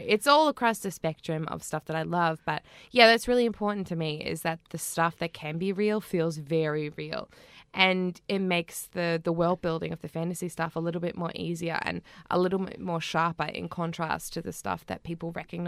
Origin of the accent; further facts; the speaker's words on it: North Island, New Zealand; And, of course, New Zealand and the North Island, which is my home country.